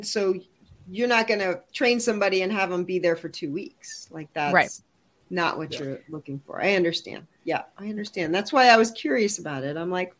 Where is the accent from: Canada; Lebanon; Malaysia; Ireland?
Canada; I'm French Canadian.